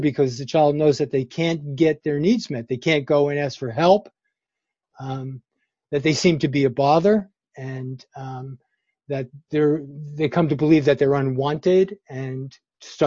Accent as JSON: {"language": "English", "town": "New York City", "region": "New York", "country": "United States", "tie": "born or raised there", "moved": "yes", "lives_now": "Berkeley, United States", "said": "I grew up in New York City"}